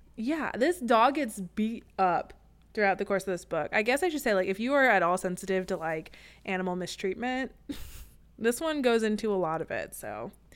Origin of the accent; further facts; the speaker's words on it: Midwest, United States; we're from the Midwest